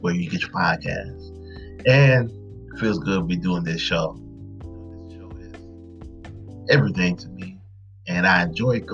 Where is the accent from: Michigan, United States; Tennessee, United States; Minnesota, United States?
Michigan, United States; Detroit; growing up in Detroit